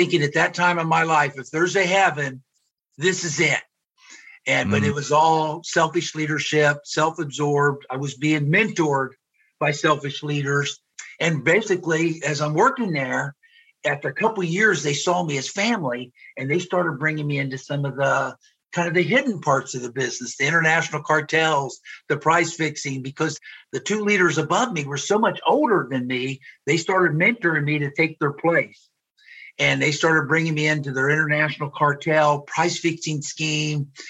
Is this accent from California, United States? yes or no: no; Cincinnati, Ohio, United States; moved away as an adult; also born or lived in Ithaca, New York / Frankfurt, Germany / Decatur, Illinois; I grew up in the Cincinnati area